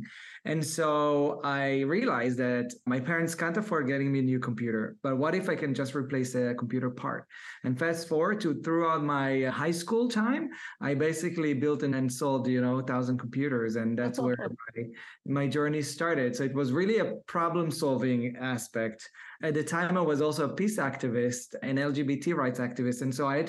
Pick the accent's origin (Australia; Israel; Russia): Israel; I was born and raised in Israel for a low middle class family.